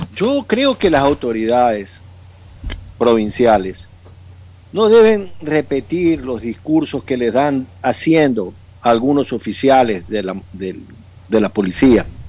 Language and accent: Spanish; Manabí, Ecuador; also born or lived in Quito; now in Guayaquil, Ecuador; Yo pues nací en Manabí, tengo una buena idea de mi tierra, me eduqué en Quito y tengo 35 años viviendo en Guayaquil